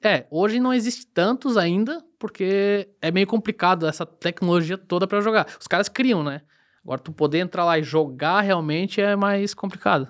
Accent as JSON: {"language": "Portuguese", "town": "Rio do Sul", "region": "Santa Catarina", "country": "Brazil", "tie": "born or raised there", "said": "sou nascido e criado aqui em Rio do Sul, minha vida inteira aqui"}